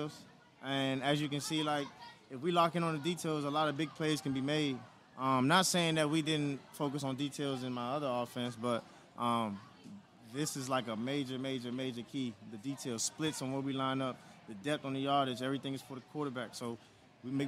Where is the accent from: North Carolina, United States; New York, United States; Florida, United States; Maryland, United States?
Maryland, United States; I'm originally from Maryland